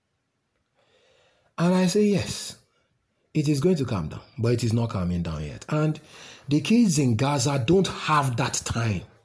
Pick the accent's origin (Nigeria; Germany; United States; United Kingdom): Nigeria; as a Nigerian in the trenches